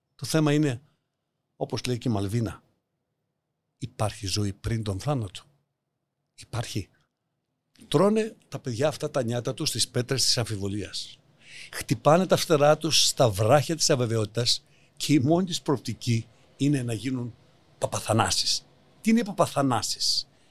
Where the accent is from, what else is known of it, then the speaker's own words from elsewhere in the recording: Larissa, Thessaly, Greece; moved away; τη Λάρισας τη πατρίδα μου